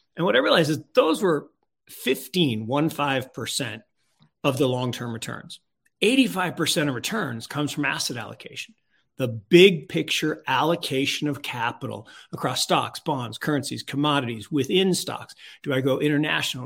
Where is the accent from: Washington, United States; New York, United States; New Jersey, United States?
Washington, United States; Seattle; I grew up on the left coast. I grew up in Seattle